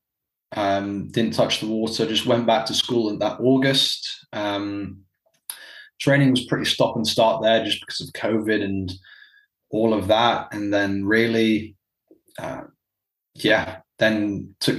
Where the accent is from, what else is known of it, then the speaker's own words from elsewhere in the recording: Dubai, United Arab Emirates; moved away as an adult; also born or lived in South Carolina / Virginia; I grew up in Dubai for pretty much 18 years.